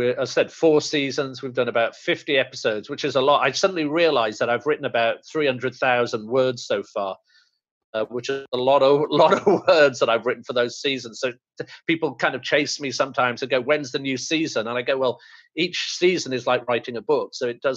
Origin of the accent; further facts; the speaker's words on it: India; I'm Indian